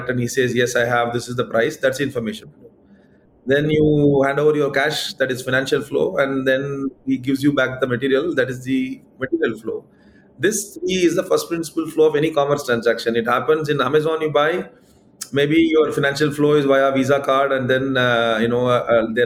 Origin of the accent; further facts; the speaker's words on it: Madurai, Tamil Nadu, India; now in Bangalore, India; I also went back to my hometown, Madurai